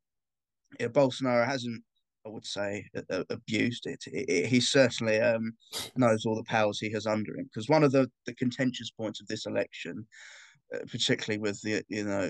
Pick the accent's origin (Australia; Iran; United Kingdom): United Kingdom; being a Brit